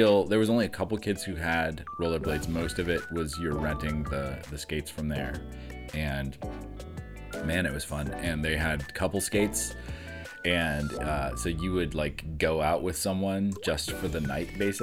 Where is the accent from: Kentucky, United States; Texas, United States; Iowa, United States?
Iowa, United States; I grew up in Iowa.